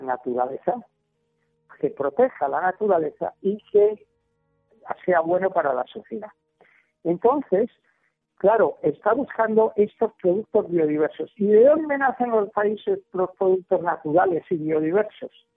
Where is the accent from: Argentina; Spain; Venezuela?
Spain; now in Colombia; yo que soy español